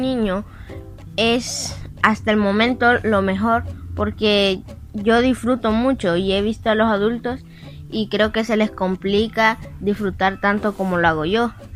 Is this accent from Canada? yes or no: no; El Salvador; Soy un niño terrícola y hoy te enseñaré qué es ser un niño en mi país, El Salvador.